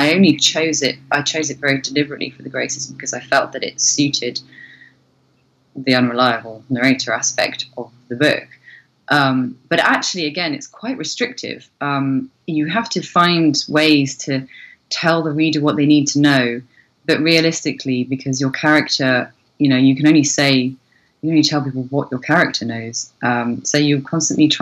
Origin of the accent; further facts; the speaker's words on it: Cornwall, South West England, United Kingdom; where I grew up in Cornwall has a very, very pagan roots.